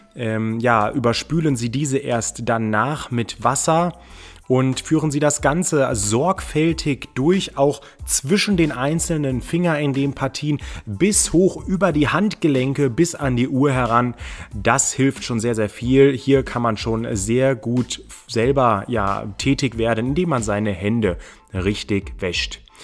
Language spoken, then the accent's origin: German; Germany; bei uns in Deutschland